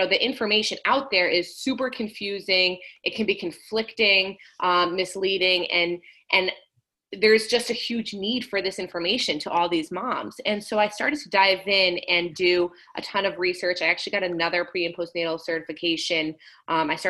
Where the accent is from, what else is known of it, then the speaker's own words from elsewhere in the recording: Rhode Island, United States; moved away; I am originally from Rhode Island